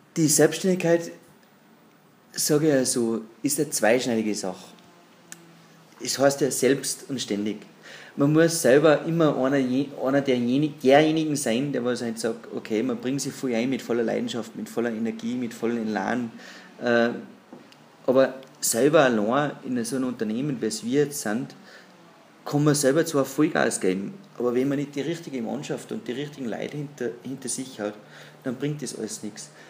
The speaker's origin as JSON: {"language": "German", "area": "Pinzgau", "region": "Salzburg", "country": "Austria", "tie": "born or raised there", "said": "ich bin gebürtiger Tagesmacher, bin entsprechend äh, aufgewachsen im Holzgeschäft durch die Eltern."}